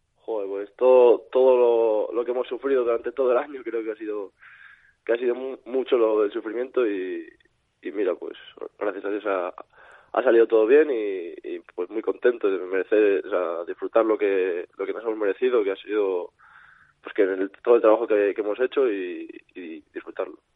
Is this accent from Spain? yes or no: yes; Valladolid, Castile and León, Spain; also born or lived in Salamanca; soy de aquí. no soy, vamos, no soy de, de Valladolid de, de, nacimiento, pero como si lo fuera, soy adoptado aquí.